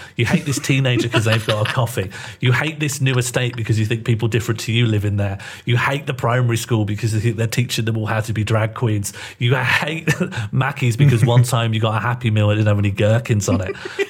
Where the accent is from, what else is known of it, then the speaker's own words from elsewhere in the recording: Birmingham, West Midlands, United Kingdom; where I grew up in Birmingham